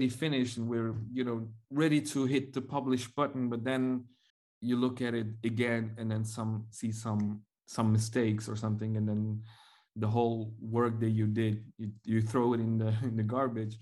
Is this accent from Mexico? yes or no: no; Mongolia; now in Belgium; I am from Mongolia